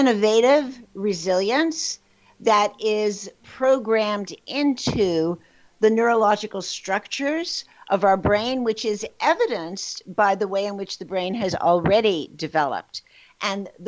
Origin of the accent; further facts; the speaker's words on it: New York City, New York, United States; I was born in the Bronx, New York, and in a very traumatic environment in my own home, but also in the world around me